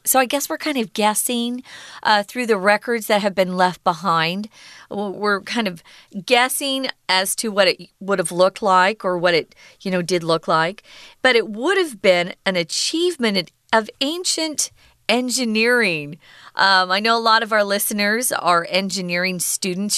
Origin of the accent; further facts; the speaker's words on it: Arizona, United States; we have an irrigation canal by the home where I was raised in Arizona